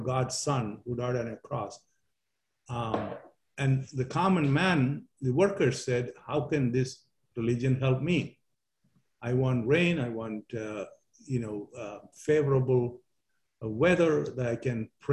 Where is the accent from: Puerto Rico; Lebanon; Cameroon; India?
India; Kerala; now in United States; my hometown at the tip of India